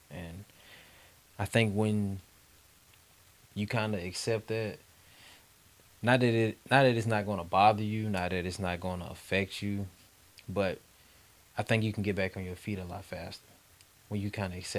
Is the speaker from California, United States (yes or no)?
no; Maine, United States; born or raised there; moved away; also born or lived in Arizona